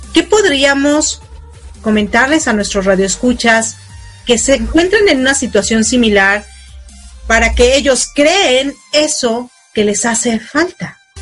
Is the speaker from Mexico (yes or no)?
yes; Mexico; now in United States; bueno, allá en México, porque yo estoy en Estados Unidos